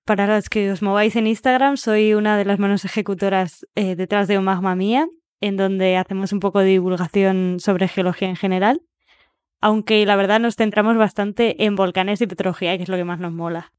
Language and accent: Spanish; Madrid, Community of Madrid, Spain; moved away as an adult; now in Barcelona, Spain; soy de Madrid